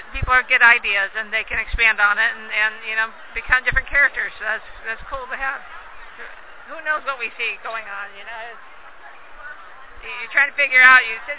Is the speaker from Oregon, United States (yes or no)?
no; Ohio, United States; moved away; I myself is from Ohio, so it's right in next door.